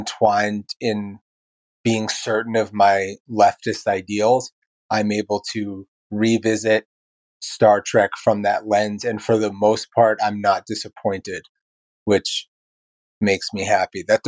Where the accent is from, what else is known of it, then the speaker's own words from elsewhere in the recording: New York City, New York, United States; now in Baltimore, United States; I live in Baltimore, Maryland. I come from Brooklyn, New York